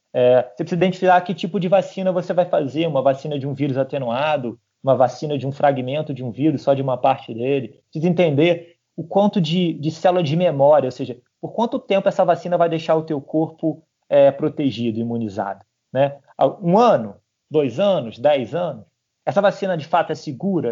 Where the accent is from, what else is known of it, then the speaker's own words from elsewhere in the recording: Petrópolis, Rio de Janeiro, Brazil; minha cidade, eu sou de Petrópolis